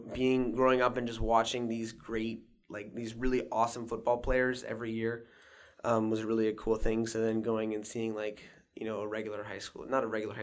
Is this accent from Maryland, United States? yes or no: yes; Walkersville, Maryland, United States; Yeah, okay. I grew up in Walkersville.